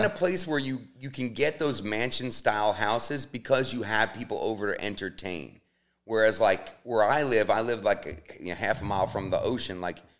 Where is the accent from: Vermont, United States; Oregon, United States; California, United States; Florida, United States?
Oregon, United States; Portland; Yeah, but I'm from Portland or some shit, dog, you know?